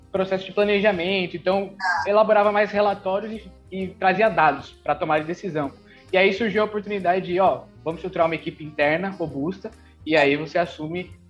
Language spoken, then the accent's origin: Portuguese; São Paulo, Brazil; now in Salvador, Brazil; Eu moro aqui faz cinco anos, na verdade eu sou de São Paulo, mas vim para ah. cá fazer, fazer faculdade